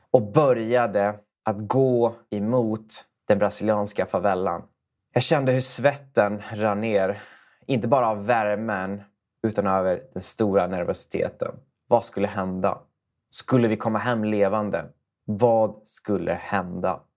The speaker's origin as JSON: {"language": "Swedish", "country": "Sweden", "tie": "born or raised there", "said": "det trygga Sverige där vi växte upp"}